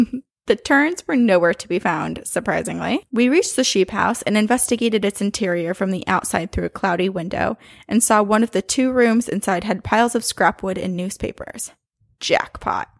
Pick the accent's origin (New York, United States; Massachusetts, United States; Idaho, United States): Massachusetts, United States; Boston; I'm from Boston